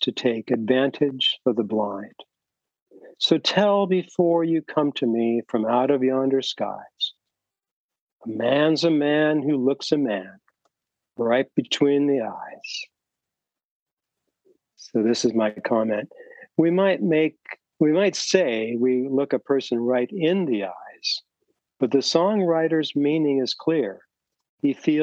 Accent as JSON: {"language": "English", "area": "the Northwest", "region": "Pacific Northwest", "country": "United States", "tie": "born or raised there", "also_born_or_lived": "Bay Area, California", "moved": "yes", "said": "I've experienced a lot of things growing up in the Northwest"}